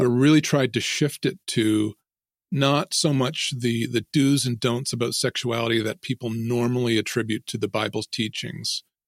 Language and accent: English; Ontario, Canada; I grew up here in Ontario near, um, well, most people would know where Toronto is probably, uh, about two hours away from Toronto.